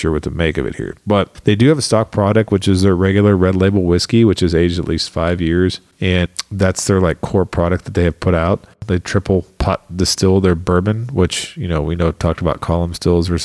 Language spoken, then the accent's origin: English; Ohio, United States; I'm from Ohio